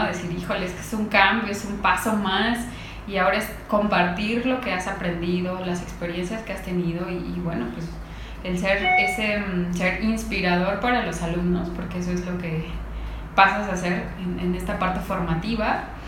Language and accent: Spanish; Mexico; yo creo que somos un país de gordos